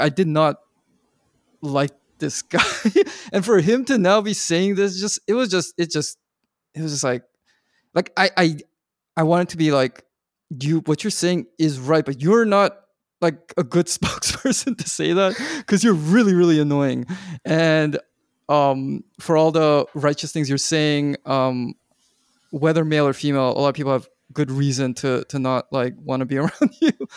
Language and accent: English; Vancouver, British Columbia, Canada; I grew up in Vancouver, which is, you know, very Asian